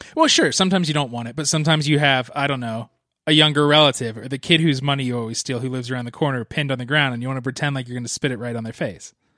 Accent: East Coast, United States; I grew up on the East Coast

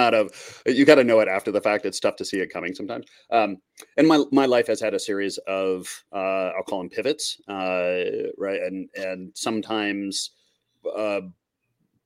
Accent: Minnesota, United States; moved away as an adult; also born or lived in Montreal; I grew up in Minnesota

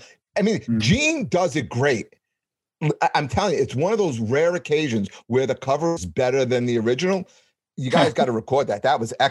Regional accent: New York City, New York, United States; I grew up in Canarsie, Brooklyn.

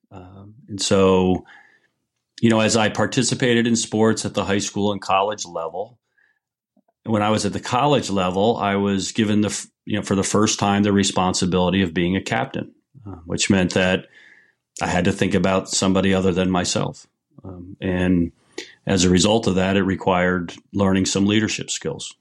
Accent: New York area, New Jersey, United States; moved away as an adult; now in Niles, Michigan, United States; I grew up in New Jersey, New York area, and lived there the first twenty-one years of my life.

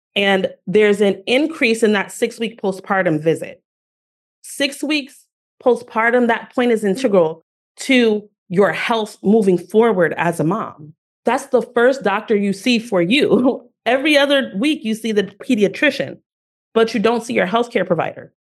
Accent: Newark, New Jersey, United States; I am a girl from Newark, New Jersey

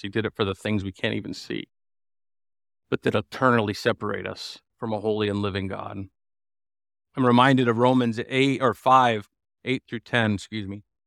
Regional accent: United States; As an American

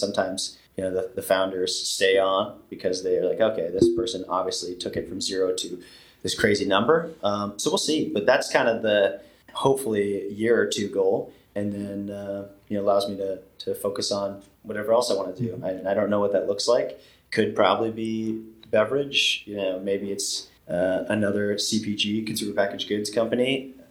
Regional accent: Midwest, United States; It's probably the farming upbringing, man. I got to say, like, yeah. there's something to be said about growing up in the Midwest or, you know, Amish with humble beginnings.

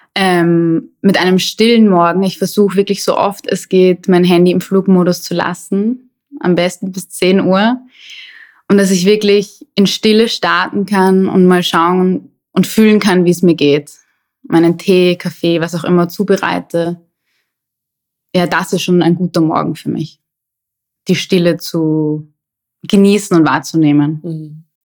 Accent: Vienna, Austria; moved away as an adult; also born or lived in Hamburg / Amsterdam / London; ich bin in Wien geboren und irgendwann hat es mich dann aus der Stadt weggezogen

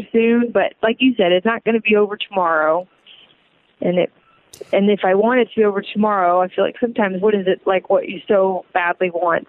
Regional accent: Indiana, United States; now in San Diego, United States; I grew up in Indiana, so I've got so many good friends that still live there

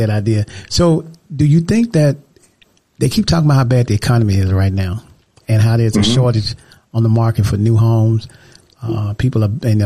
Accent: the South, United States; I'm from the South as well

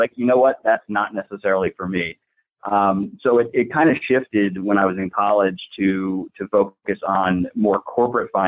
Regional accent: Totowa, New Jersey, United States; also born or lived in Oak Ridge, New Jersey; Born and raised in Totowa, New Jersey, which is a little town outside of New York City. Lived there all my life

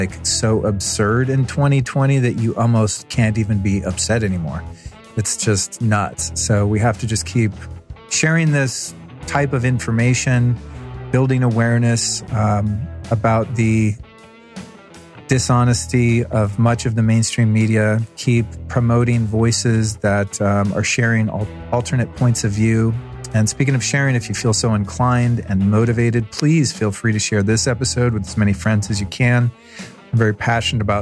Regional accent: California, United States; I'm from California

